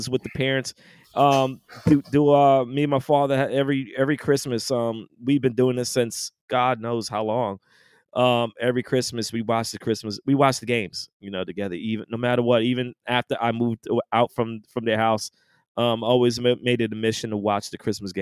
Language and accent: English; New York, United States; now in Richmond, United States; I'm from New York.